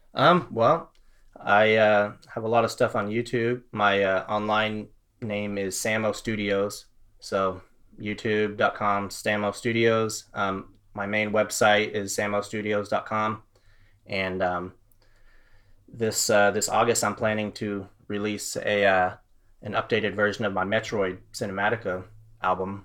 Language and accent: English; Florida, United States; also born or lived in Fort Worth, Texas; now in Texas, United States; I'm a Texan. I was born in Fort Worth. Um, this is my home. I, I grew up in Florida, actually, but all of my family's here